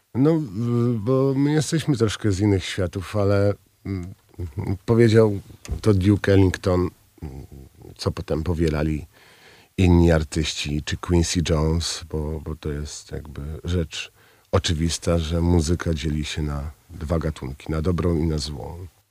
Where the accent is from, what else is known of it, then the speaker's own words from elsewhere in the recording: Toruń, Kuyavian-Pomeranian Voivodeship, Poland; Jestem co prawda z Torunia